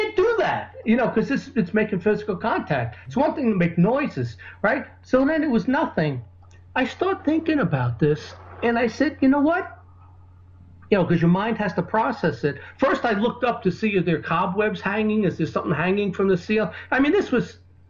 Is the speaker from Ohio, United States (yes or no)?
no; New York, United States; the New Yorker in me is, because that's where I grew up